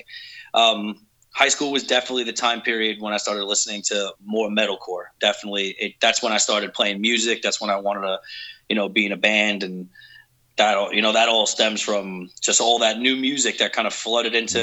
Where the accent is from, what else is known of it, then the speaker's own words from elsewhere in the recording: New York City, New York, United States; moved away; I originally grew up in New York City in a shitty little place called Staten Island